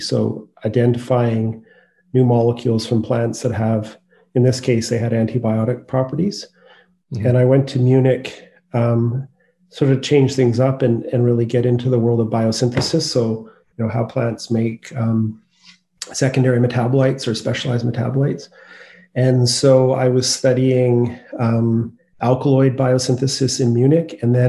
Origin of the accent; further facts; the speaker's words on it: Courtenay, British Columbia, Canada; also born or lived in Victoria; now in Vancouver, Canada; I grew up on Vancouver Island I was born in Victoria and I lived in a sort of smaller community on the east coast of Anchor Island called Courtney.